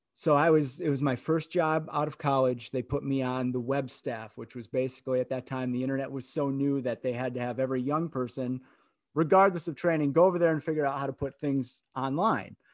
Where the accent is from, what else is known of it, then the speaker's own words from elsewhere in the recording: Grand Rapids, Michigan, United States; I grew up in Grand Rapids, Michigan